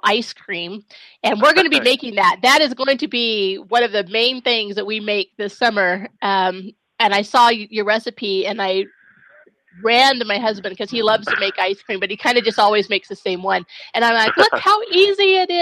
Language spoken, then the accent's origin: English; Pacific Northwest, United States; being from the Pacific Northwest